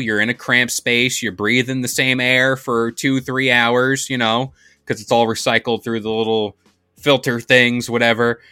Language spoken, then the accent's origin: English; United States; I'm American